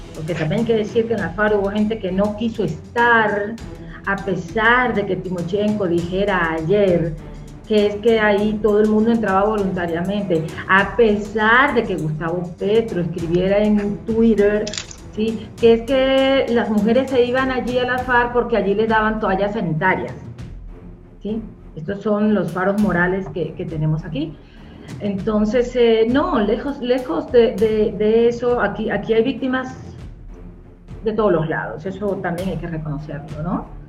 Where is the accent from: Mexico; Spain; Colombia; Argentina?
Colombia; como colombiano